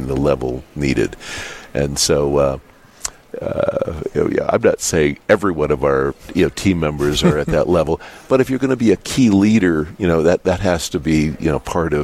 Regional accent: Dickinson, North Dakota, United States; I was born in Dickinson. I went to Catholic school here.

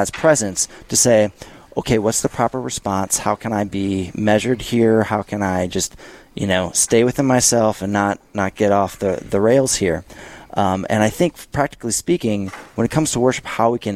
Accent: St. Louis, Missouri, United States; moved away; also born or lived in Minnesota; I'm from St. Louis, Missouri

